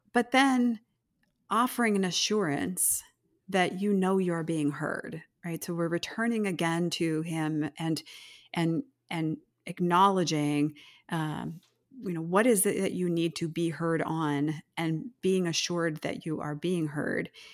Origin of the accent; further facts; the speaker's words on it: United States; as modern American Christians